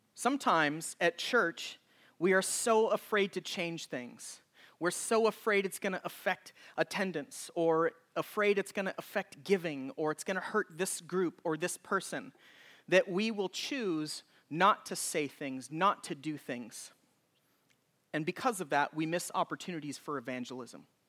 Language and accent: English; Oregon, United States; when I was a child growing up in Oregon.